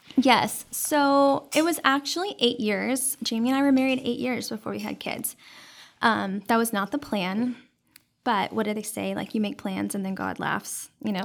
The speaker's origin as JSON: {"language": "English", "town": "Dallas", "region": "Texas", "country": "United States", "tie": "born or raised there", "said": "I grew up in Dallas, and I was actually raised by my grandparents"}